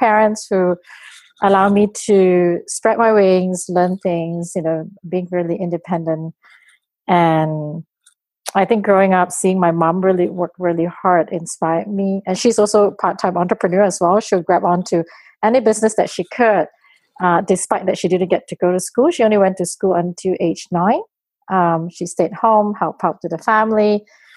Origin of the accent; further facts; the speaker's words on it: Malaysia; now in Toronto, Canada; Right now, I live in Toronto. I grew up in Malaysia as a kid. I've been in Toronto for 10 years now.